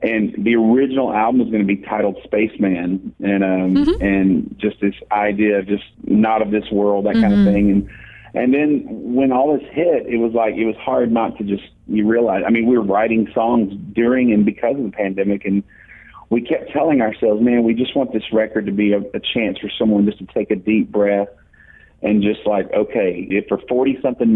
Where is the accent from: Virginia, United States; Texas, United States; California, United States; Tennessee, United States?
Texas, United States; Dallas; I grew up in Dallas